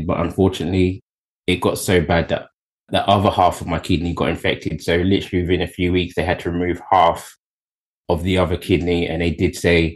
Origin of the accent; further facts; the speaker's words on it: Kettering, United Kingdom; I was born in Kettering, Bedfordshire